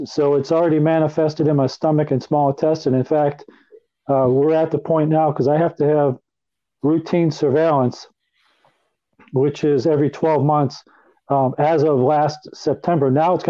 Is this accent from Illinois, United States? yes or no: yes; Chicago, Illinois, United States; also born or lived in Philadelphia; Okay, I was born in Philadelphia in November of 1960. My dad worked for the Pennsylvania Railroad, so we had relocated several times while I was growing up. And we ended up in the suburbs of Chicago, Illinois.